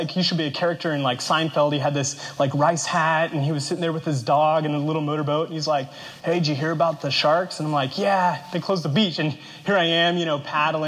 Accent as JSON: {"language": "English", "region": "Kansas", "country": "United States", "tie": "born or raised there", "moved": "yes", "lives_now": "Arizona, United States", "said": "I grew up in Kansas, which is the epicenter of the continental United States."}